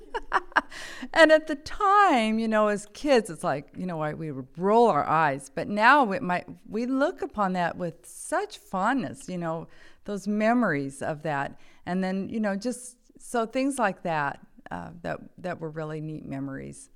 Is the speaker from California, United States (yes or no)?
yes; Saratoga, California, United States; also born or lived in Downey, California; I was actually born in Downey, California. Uh, when I was five, my dad got transferred up to the Bay Area, so I grew up in Saratoga, California